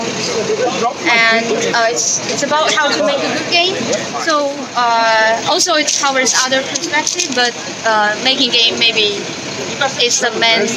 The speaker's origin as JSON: {"language": "English", "country": "China", "moved": "yes", "said": "Shanghai is, it's not my home city, but it's in my home country."}